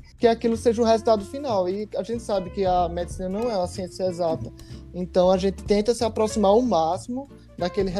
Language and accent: Portuguese; João Pessoa, Paraíba, Brazil; moved away; eles são lá de João Pessoa, de onde eu sou